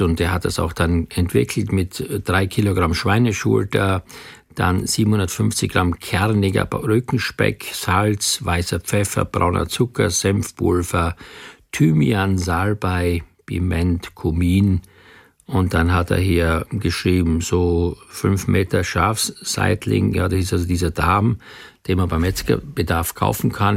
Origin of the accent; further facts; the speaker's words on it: Austria; moved away; ich komme ja gebürtig aus Österreich